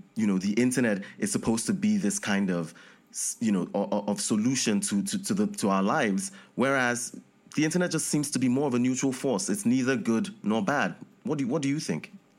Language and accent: English; Nigeria; I'm from Nigeria.